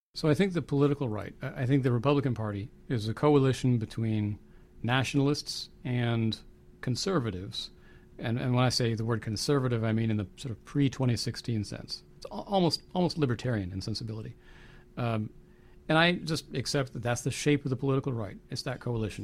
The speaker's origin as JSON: {"language": "English", "country": "United States", "said": "I'm a Christian, I'm an American, I'm a patriot."}